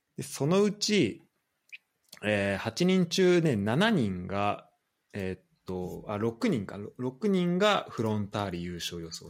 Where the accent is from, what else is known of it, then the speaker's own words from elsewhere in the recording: Saitama, Japan; 俺らはさ、浦和ん、出身というか、浦和住んでたのもあるから